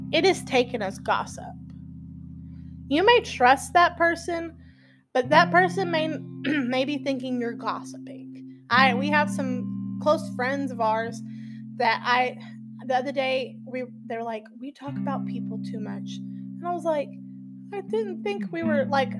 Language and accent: English; Texas, United States; I'm from Texas